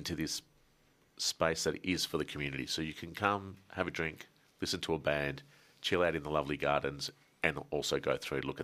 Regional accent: Melbourne, Victoria, Australia; growing up in Melbourne

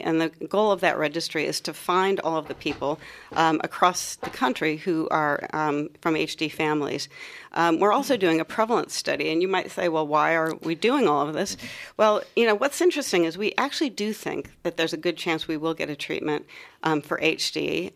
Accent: Ohio, United States; moved away as an adult; also born or lived in U.S. East Coast / U.S. West Coast; now in Melbourne, Australia; I come from Ohio, um, from uh, up near Lake Erie in Ohio

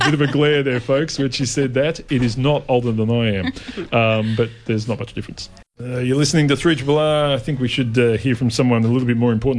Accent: Melbourne, Victoria, Australia; also born or lived in Sydenham, Melbourne; I grew up in Yarraville.

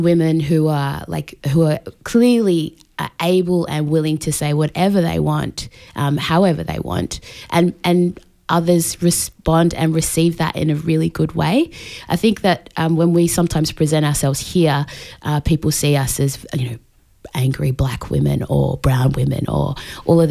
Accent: Australia; I'm Australian born, but my heritage is from Tonga.

